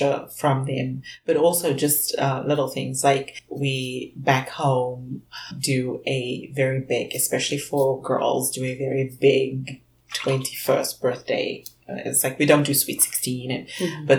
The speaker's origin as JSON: {"language": "English", "country": "South Africa", "moved": "yes", "lives_now": "Canada", "said": "when I came from South Africa to Canada"}